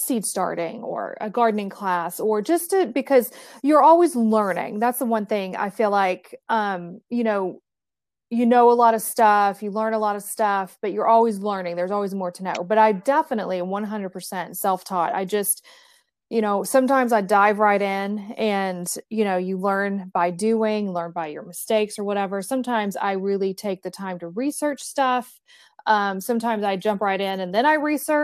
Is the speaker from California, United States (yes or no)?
no; East Tennessee, United States; I grew up in East Tennessee